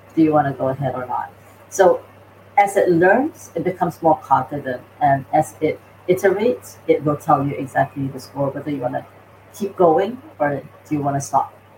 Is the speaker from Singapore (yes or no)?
yes; Singapore; moved away; also born or lived in North America; I'm from Singapore originally